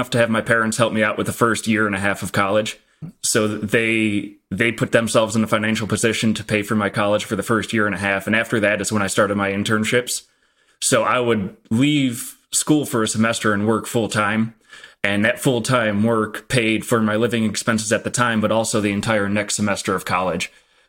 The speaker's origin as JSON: {"language": "English", "region": "Midwest", "country": "United States", "tie": "born or raised there", "said": "It's values that I grew up in the Midwest have very, very what I would consider the stereotypical Midwest parents"}